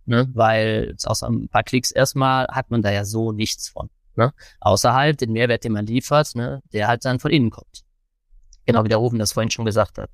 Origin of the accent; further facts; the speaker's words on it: Cologne, North Rhine-Westphalia, Germany; ich bin ja aus Köln